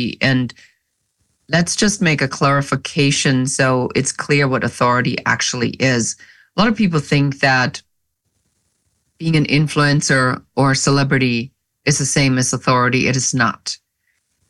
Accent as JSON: {"language": "English", "country": "Germany", "moved": "as an adult", "lives_now": "United States", "said": "I am original from Germany"}